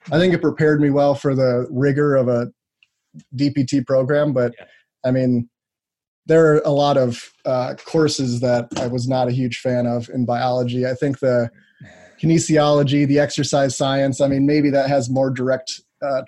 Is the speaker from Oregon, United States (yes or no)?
no; Wisconsin, United States; actually born and raised in Wisconsin